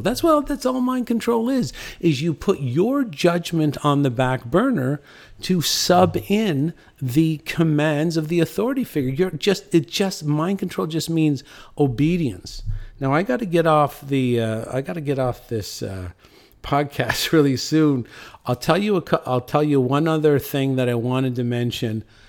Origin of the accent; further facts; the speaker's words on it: St. John's, Newfoundland and Labrador, Canada; I'm from Saint John's, Newfoundland